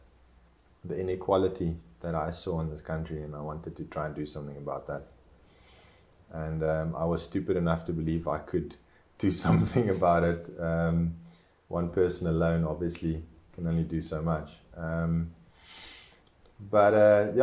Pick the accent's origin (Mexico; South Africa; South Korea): South Africa; first language Afrikaans; English is a second language; I am South African.